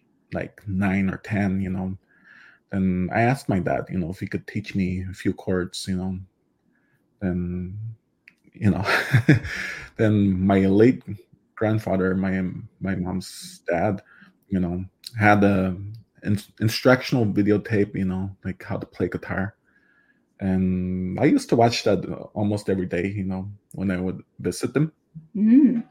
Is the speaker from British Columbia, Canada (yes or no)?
no; Waswanipi and Chisasibi area, northern Quebec, Canada; first language Cree; English is a second language; also born or lived in Ottawa, Canada; now in Smiths Falls, Canada; I am from Jessassabe and Oshkagnish. They're both located in northern Quebec.